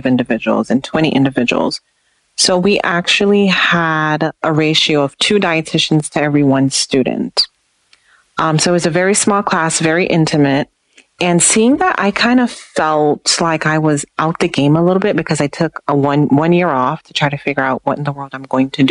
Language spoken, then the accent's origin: English; Jamaica; moved away; because I'm originally from Jamaica